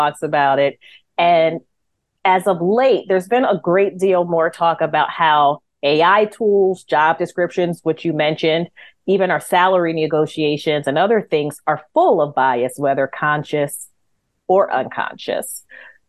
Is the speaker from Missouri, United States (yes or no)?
no; New Jersey, United States; I'm from New Jersey.